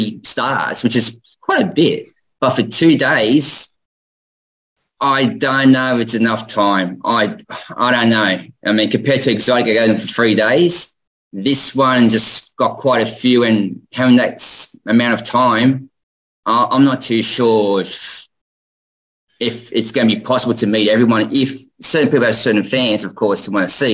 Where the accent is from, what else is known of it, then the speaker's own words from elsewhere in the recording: Australia; how we say in Australia